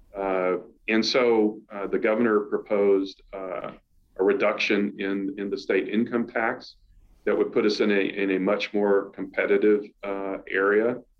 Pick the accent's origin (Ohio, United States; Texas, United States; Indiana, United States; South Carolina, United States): South Carolina, United States; moved away as an adult; although I'm from South Carolina, I had not really been in the state in, in about 10 years